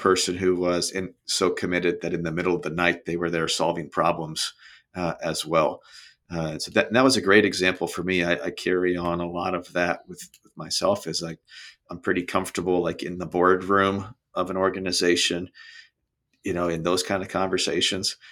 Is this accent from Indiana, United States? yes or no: yes; Brownsburg, Indiana, United States; moved away as an adult; also born or lived in Ohio / Cincinnati / Chicago; now in Naples, United States; Grew up in uh, a town outside of Indianapolis called Brownsburg, so central Indiana